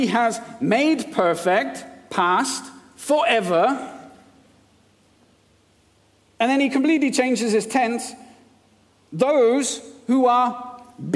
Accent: India; now in United Kingdom; I was born and brought up in India, and I was an Indian citizen.

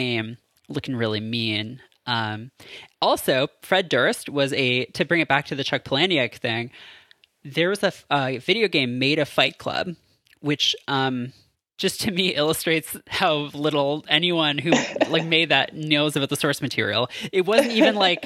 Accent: Canada; as a Canadian

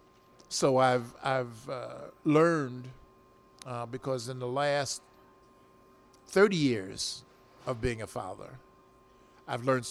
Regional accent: Philadelphia, Pennsylvania, United States; I was from South Philadelphia

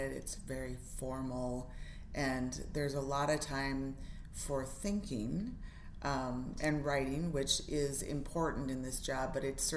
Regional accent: Federal Dam, Minnesota, United States; I'm from Federal Dam, Minnesota, which is up on the Leech Lake Reservation

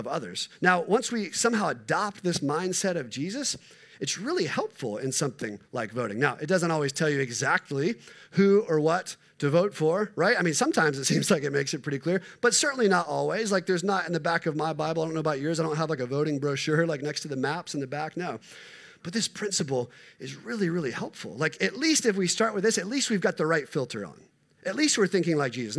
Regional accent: United States; I am an American middle-class white male

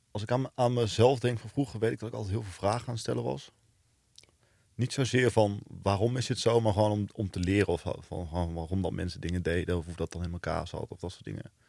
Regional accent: Venlo, Limburg, Netherlands; Nou, je hoort het misschien niet meer, maar ik kom uit Venlo. Dus eh, daar ben ik, heb ik tot mijn negentiende gewoond.

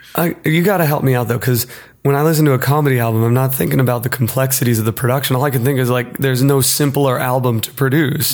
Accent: rural Pennsylvania, United States; as a white boy growing up in rural Pennsylvania

